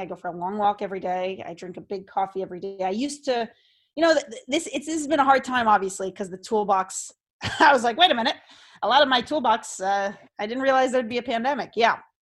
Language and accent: English; Seekonk, Massachusetts, United States; I grew up in Seekonk, Massachusetts, which is like, um, closer to Rhode Island than Boston.